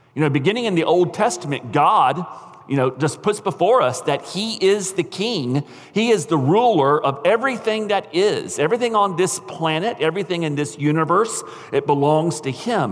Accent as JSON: {"language": "English", "country": "United States", "said": "as American Christians"}